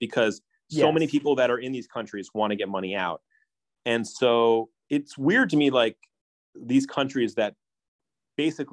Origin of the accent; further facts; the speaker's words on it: Hong Kong; I grew up in Hong Kong where there's a lot of people from Philippines working there